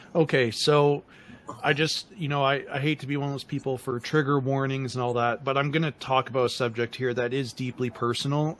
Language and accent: English; Windsor, Ontario, Canada; when I was growing up, I grew up in Windsor, Ontario